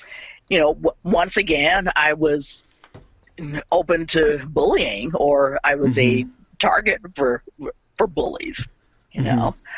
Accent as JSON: {"language": "English", "region": "Mississippi", "country": "United States", "moved": "yes", "lives_now": "Portland, United States", "said": "I moved with my family, with my parents and siblings, and we moved from Mississippi to Portland, Oregon"}